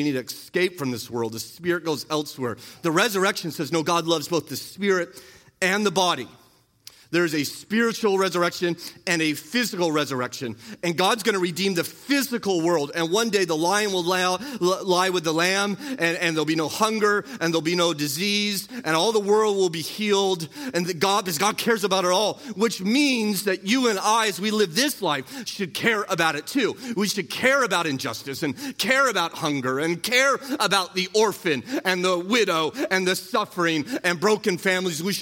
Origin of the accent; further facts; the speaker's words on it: United States; We're American